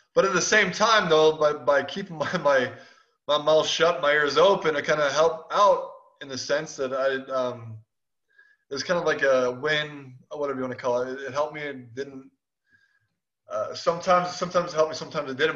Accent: Chicago, Illinois, United States; I'm from Chicago

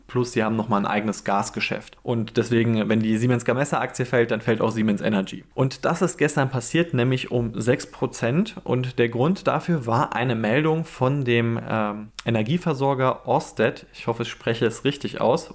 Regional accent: Germany; als Deutscher

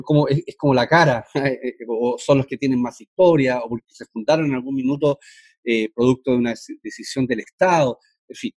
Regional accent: Chile; como chileno

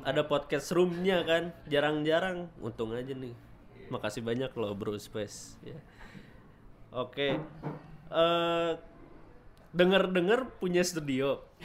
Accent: Bandung, West Java, Indonesia; kita orang Bandungnya

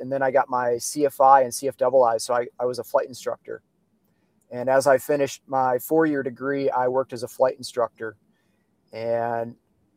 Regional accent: Traverse City, Michigan, United States; moved away; I grew up in Traverse City.

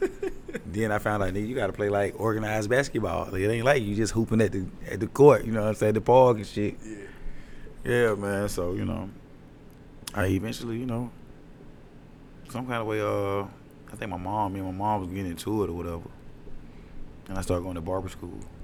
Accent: Atlanta, Georgia, United States; also born or lived in Decatur, Georgia; growing up in Decatur

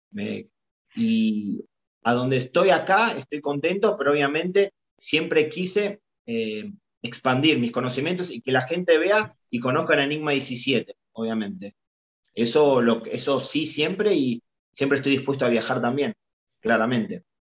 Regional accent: Argentina; representando a Boca, a Boca Junior y a la selección argentina eh, en mi país

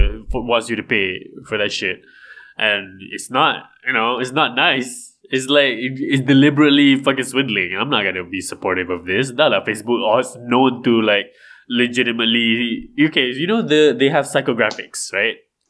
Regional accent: Malaysia; I'm Malaysian.

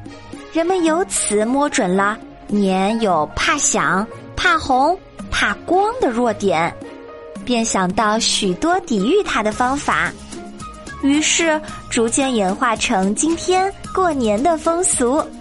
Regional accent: China; 可以说是我们中国人一年一度的狂欢节和永远的精神支柱

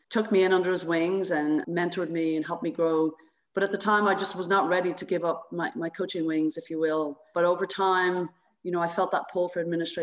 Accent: Dublin, Leinster, Ireland; moved away as an adult; also born or lived in South Carolina; now in United States; I grew up in Dublin, Ireland.

